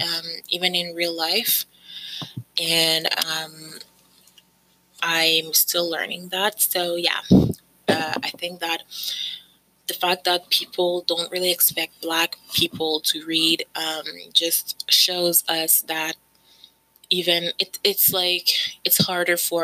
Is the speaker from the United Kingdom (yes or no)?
no; Canada; I've lived basically all my life in Canada. I came here when I was 2 years old with my parents. And so I don't remember anything other than Canada